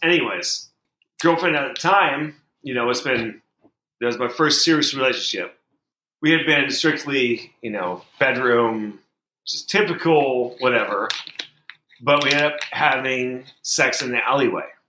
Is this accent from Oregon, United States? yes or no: yes; Portland, Oregon, United States; I'm from Portland, Oregon